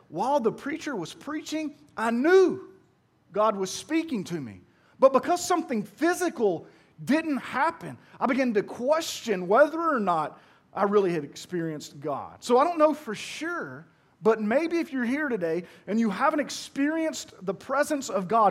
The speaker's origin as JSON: {"language": "English", "town": "Pearl", "region": "Mississippi", "country": "United States", "said": "I'm from Pearl"}